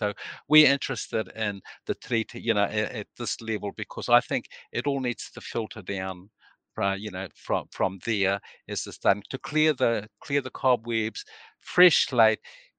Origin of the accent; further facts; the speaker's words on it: Mahia, Hawke's Bay, New Zealand; I was brought up in Mahia